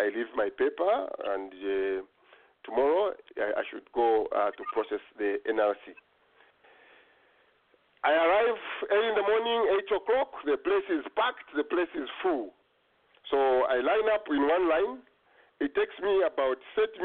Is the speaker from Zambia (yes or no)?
yes; Kasemba, Zambia; now in Okotoks, Canada; I come from Kasemba.